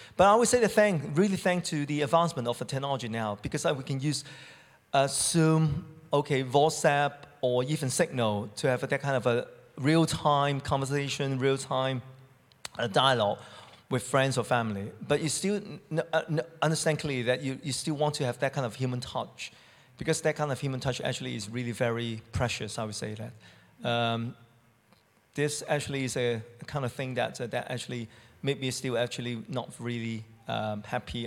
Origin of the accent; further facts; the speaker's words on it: Hong Kong; moved away as an adult; now in United Kingdom; from Hong Kong